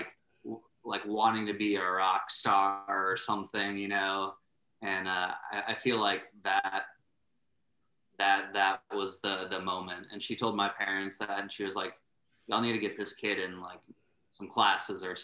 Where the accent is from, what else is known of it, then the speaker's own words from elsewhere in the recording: San Antonio, Texas, United States; also born or lived in Iowa; I was from San Antonio, grew up there, and then my dad got a job transfer up to a small town in Iowa, where we spent like 3 years or so before ultimately moving back down to San Antonio